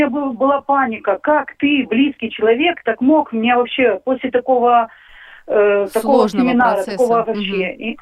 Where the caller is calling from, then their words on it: Barvinkove, Kharkiv Oblast, Ukraine; я из Барвенкова.